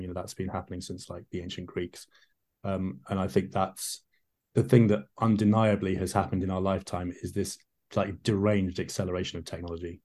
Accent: London, United Kingdom; I grew up in London

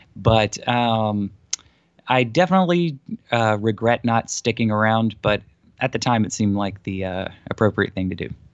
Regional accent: South Georgia, United States; from my hometown and the counties next to me

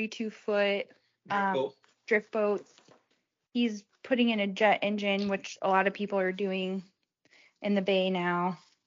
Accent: Midwest, United States; moved away as an adult; also born or lived in Nebraska / Kenai Peninsula, Alaska; now in Alaska, United States; my mid-30s, and I met my husband here, Phil, and we're both from the Midwest. So we met in Nebraska when I was like 20, and we were going to college there.

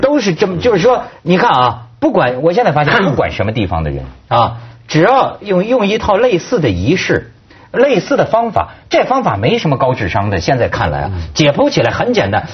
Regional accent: China; 包括我们大陆人

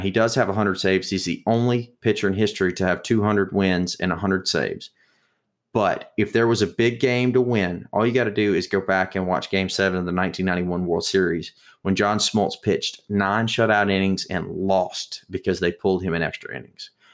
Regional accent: Mississippi, United States; I'm from Mississippi

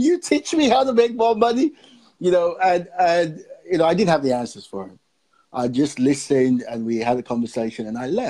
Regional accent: Nigeria; also born or lived in Fareham, Gosport area, United Kingdom; now in Gosport, United Kingdom; I'm originally from Nigeria, and I'm based here in the UK.

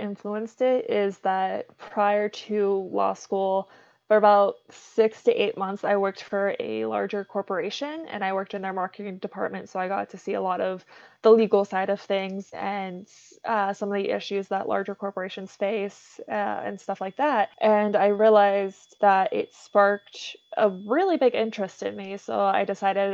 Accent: Pittsburgh area, Pennsylvania, United States; moved away as an adult; also born or lived in Ohio; now in Las Vegas, United States; raised in Pennsylvania, lived there for 17 years.

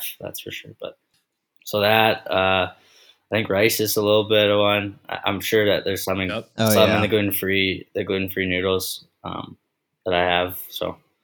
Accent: Vancouver, British Columbia, Canada; now in Texas, United States; I'm from Vancouver

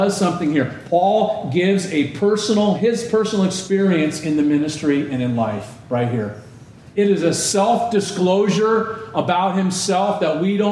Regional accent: Southern California, United States; Growing up in Southern California

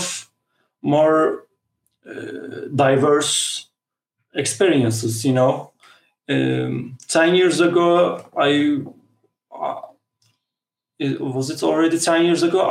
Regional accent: Turkey; I'm a guy from Turkey

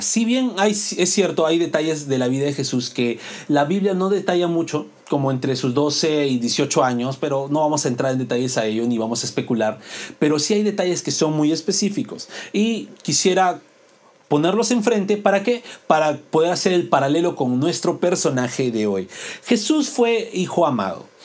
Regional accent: Lima, Peru; nosotros, bueno, los que somos de Lima, soportamos el calor de Lima

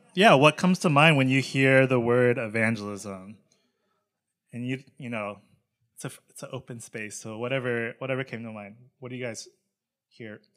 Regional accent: Charlotte, North Carolina, United States; I grew up in Charlotte, North Carolina

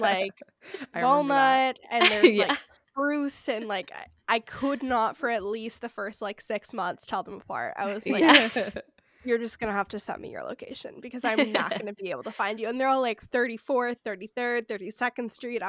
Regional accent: Seattle, Washington, United States; born there; also born or lived in Santa Monica; now in Hillsborough, United States; Yeah, so I was born in Seattle, and then we lived in Santa Monica for like 6 or 7 years, and then we're now like Hillsborough, San Mateo, so right outside of the city

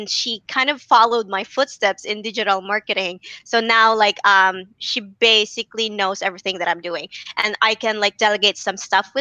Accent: Philippines; I'm from the Philippines

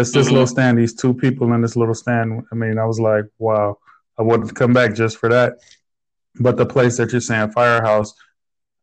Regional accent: Chicago, Illinois, United States; in Chicago, so you know, you had these arcade games in the store at the corner

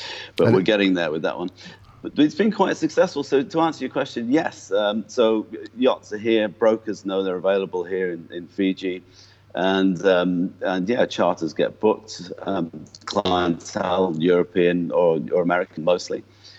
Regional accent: North West England, United Kingdom; accent: mongrel accent; It's a bit of a mongrel accent by now, but it's, I was from just north of Liverpool.

